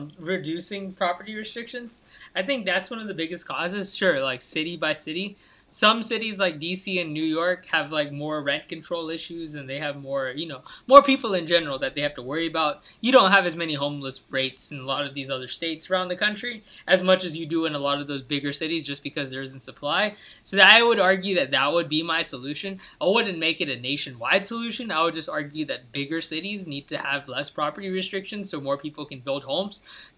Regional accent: India; That's yeah, different. But I'm still an Indian.

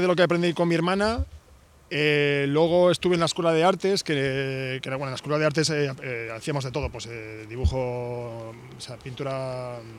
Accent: Vitoria-Gasteiz, Basque Country, Spain; yo, soy de Vitoria, que es una ciudad muy pequeñita de País Vasco

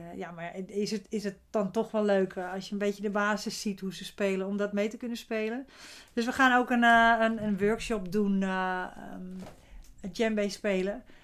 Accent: Zandvoort, North Holland, Netherlands; bij ons in Zandvoort gaat natuurlijk iedereen naar het strand

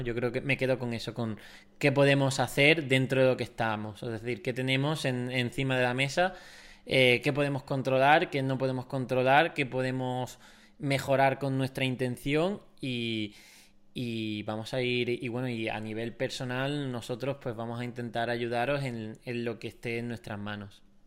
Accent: Spain; como españoles también somos muy sociales

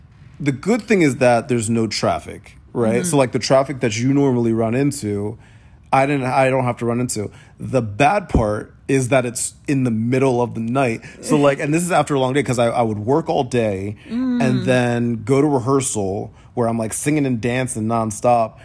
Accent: New Jersey, United States; I grew up in Jersey

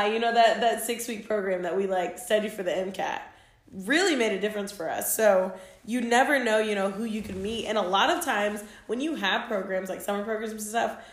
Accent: Missouri, United States; moved away; I grew up in Missouri

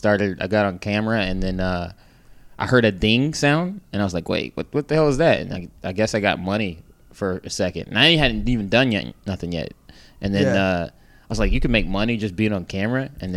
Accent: Sacramento, California, United States; moved away as an adult; also born or lived in Berkeley, California; now in New York, United States; I'm from Sacramento and Berkeley.

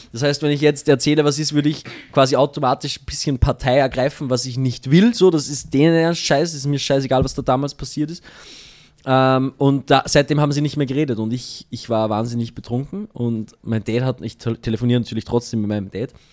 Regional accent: Allerheiligen, Austria; moved away; mein Weihnachten mit meiner Mama in Allerheiligen, da wo ich aufgewachsen bin

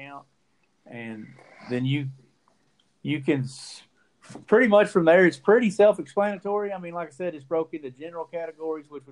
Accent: McAlester, Oklahoma, United States; now in Texas, United States; in Oklahoma where I grew up hunting around McAllister and Pittsburgh County

